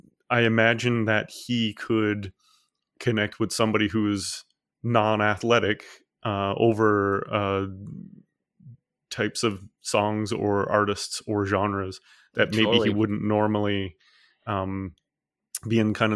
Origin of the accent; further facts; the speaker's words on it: Newfoundland and Labrador, Canada; I'm from Newfoundland, and so like I grew up by the ocean